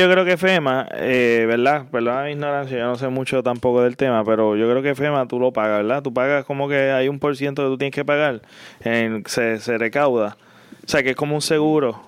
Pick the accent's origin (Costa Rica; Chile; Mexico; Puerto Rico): Puerto Rico; San José; also born or lived in United States; nosotros nos criamos todos en, en San José